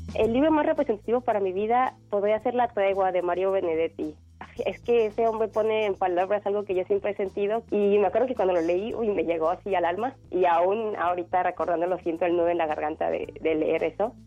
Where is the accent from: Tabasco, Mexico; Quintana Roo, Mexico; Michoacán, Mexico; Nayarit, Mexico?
Nayarit, Mexico; Tepic; moved away as an adult; also born or lived in Morelos; Nací en Tepic, Nayarit, el 10 de abril de 1994.